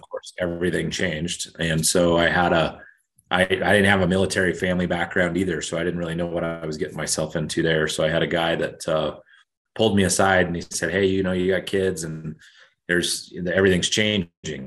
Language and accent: English; Emmett, Idaho, United States; moved away as an adult; I grew up in Emmett, Idaho, just north of Boise